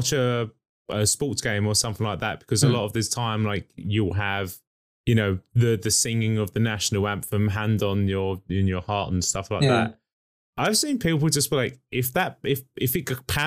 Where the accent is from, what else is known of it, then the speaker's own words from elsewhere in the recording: United Kingdom; being British people